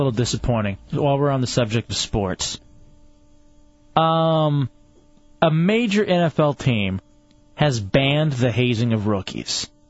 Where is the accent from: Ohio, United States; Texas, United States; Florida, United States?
Texas, United States; now in Orlando, United States; growing up in Texas.